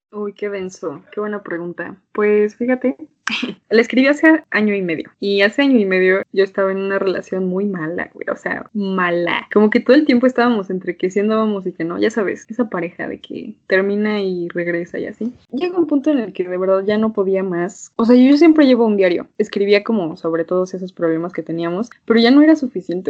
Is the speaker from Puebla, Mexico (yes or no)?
no; Toluca, State of Mexico, Mexico; moved away as an adult; now in Mexico City, Mexico; soy de Toluca, lo lamento, pero pues aquí crecí, ahorita estoy viviendo en la Ciudad de México